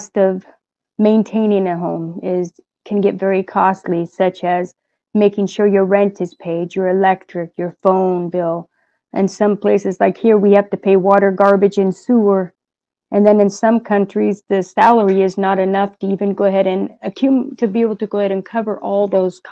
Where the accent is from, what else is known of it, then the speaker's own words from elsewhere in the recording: United States; I'm from the United States. I live in the state of Oregon, and I live in the city, what would be called Salem